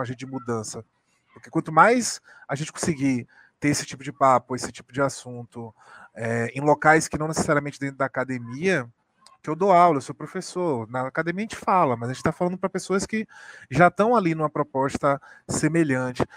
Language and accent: Portuguese; Salvador, Bahia, Brazil; eu sou de Salvador